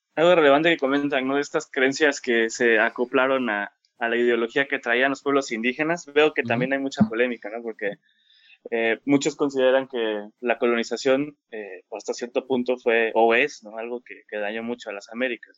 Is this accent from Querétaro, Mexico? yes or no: no; Chiapas, Mexico; Yo soy de Chiapas